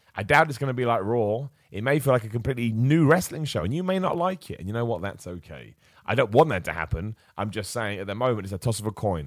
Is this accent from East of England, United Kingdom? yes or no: yes; Luton, East of England, United Kingdom; moved away; It's my hometown, Luton. It's where I was born.